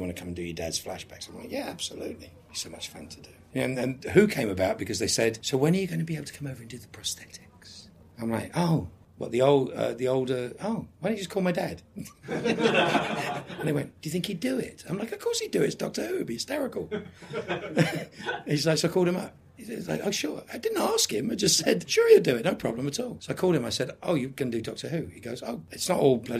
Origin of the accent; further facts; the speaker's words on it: England, United Kingdom; moved away; also born or lived in United States; being English and having never really worked in England